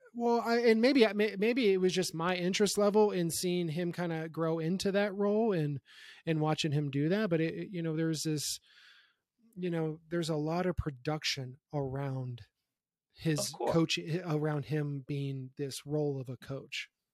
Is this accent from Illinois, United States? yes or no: no; Youngstown, Ohio, United States; being born and raised in Youngstown, Ohio